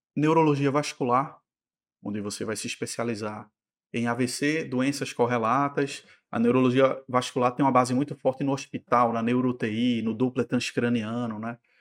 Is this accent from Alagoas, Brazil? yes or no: no; Recife, Pernambuco, Brazil; also born or lived in São Paulo; Eu sou recifense, nascido e criado